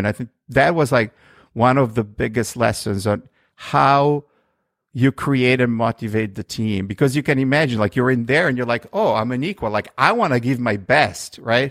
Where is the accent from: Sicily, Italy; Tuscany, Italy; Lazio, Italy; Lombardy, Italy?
Lombardy, Italy; Milan; moved away as an adult; also born or lived in New York, United States; now in United States; I grew up in Milan, uh, which is in the northern part of Italy